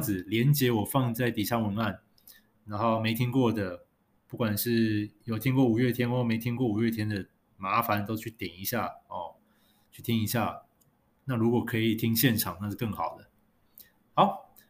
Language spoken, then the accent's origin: Chinese; Taiwan; 他们知道我们从台湾来的